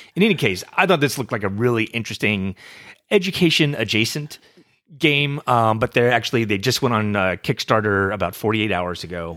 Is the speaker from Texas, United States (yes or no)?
yes; Texas, United States; I am from Texas